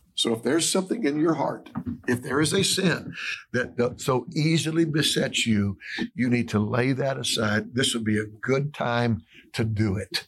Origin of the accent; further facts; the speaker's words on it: Atlanta, Georgia, United States; moved away as an adult; I'm from Atlanta, Georgia, Atlanta, Georgia area